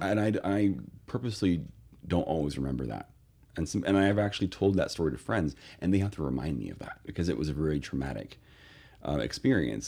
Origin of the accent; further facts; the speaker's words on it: Northern California, United States; I grew up in Northern California